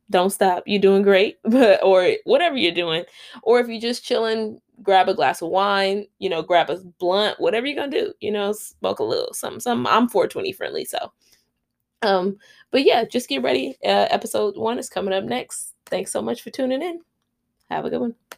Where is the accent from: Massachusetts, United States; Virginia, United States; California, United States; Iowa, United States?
California, United States; Los Angeles; now in Long Beach, United States; I am a Los Angeles native. I was born and raised in South Central, grew up there.